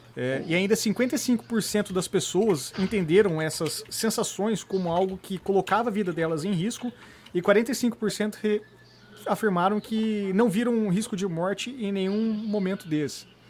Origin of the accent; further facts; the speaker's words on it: Brazil; a gente vive sendo brasileiro